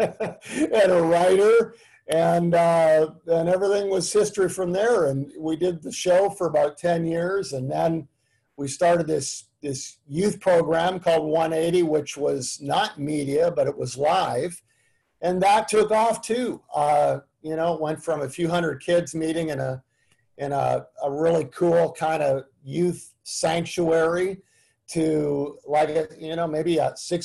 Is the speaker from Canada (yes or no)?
yes; Canada; moved away as an adult; also born or lived in Tulsa, Oklahoma; now in United States; I grew up in Canada. I'm a Canadian